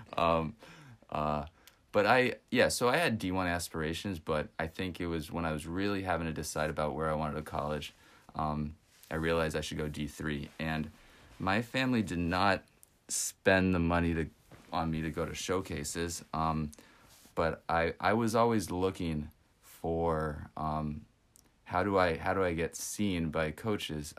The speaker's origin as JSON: {"language": "English", "region": "West Texas", "country": "United States", "tie": "born or raised there", "said": "where I grew up in West Texas"}